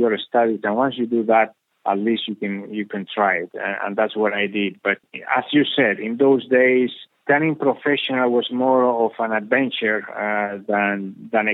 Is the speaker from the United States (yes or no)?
no; Spain; when I grew up here in Spain